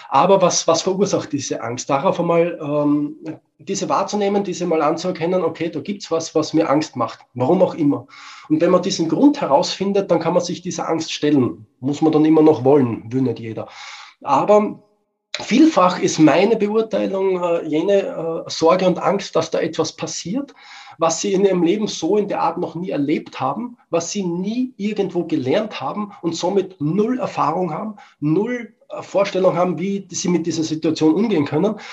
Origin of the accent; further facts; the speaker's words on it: Austria; Ja, als Österreicher sage ich, wir wurschteln auch herum.